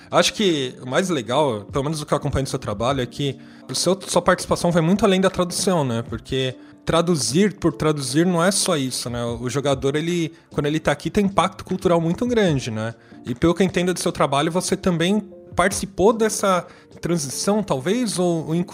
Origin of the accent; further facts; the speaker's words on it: Brazil; A gente, como brasileiro, já é chato pra caramba, né? Tirar documento.